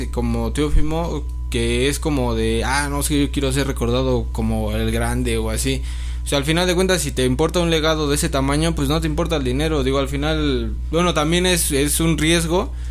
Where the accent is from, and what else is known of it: Mexico